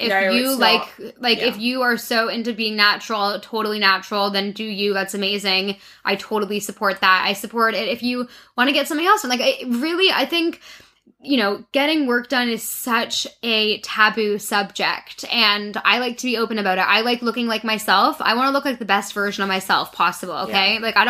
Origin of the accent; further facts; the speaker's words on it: Toronto, Ontario, Canada; I grew up in Toronto, in Canada.